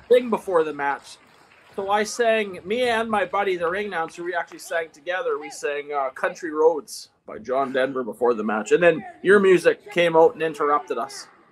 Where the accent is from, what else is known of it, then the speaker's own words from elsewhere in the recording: Eston, Saskatchewan, Canada; I'm from Eston, Saskatchewan